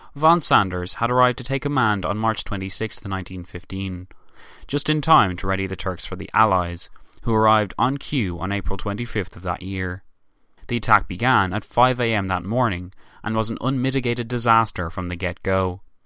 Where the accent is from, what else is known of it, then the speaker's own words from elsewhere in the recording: Ireland; me as an Irish man